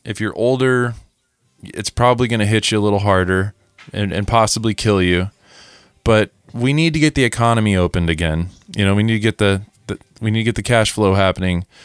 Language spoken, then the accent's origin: English; Missouri, United States; moved away; we are from Missouri